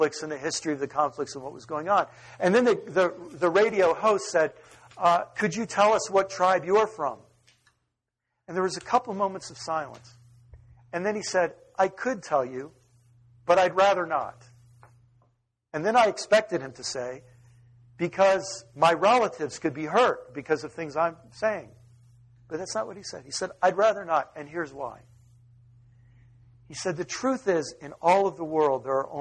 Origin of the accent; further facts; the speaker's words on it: United States; an American who lives in the suburbs